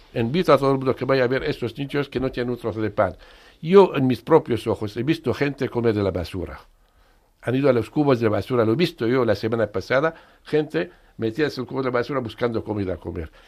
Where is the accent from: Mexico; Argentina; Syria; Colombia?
Syria